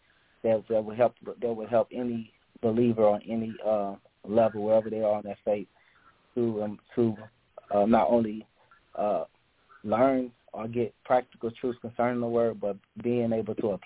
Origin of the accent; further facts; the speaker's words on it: Lake Charles, Louisiana, United States; I'm from Lake Charles, Louisiana